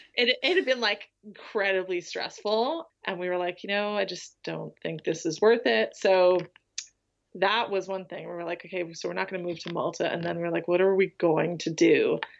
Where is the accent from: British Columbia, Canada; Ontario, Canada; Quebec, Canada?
British Columbia, Canada; Vancouver; moved away as an adult; also born or lived in Isle of Man; I grew up in Vancouver